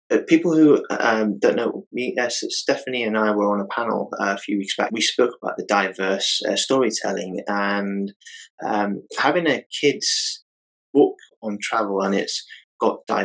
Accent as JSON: {"language": "English", "country": "United Kingdom", "tie": "born or raised there", "said": "I grew up in the United Kingdom"}